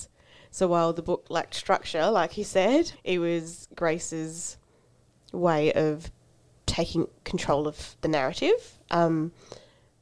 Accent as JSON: {"language": "English", "country": "Australia", "tie": "born or raised there", "also_born_or_lived": "Fiji", "said": "being Fijian Indian and came to Australia when I was four"}